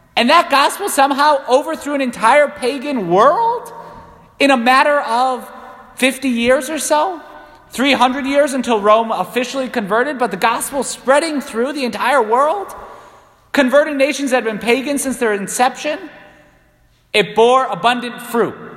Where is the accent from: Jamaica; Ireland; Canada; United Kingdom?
Ireland; I'm Irish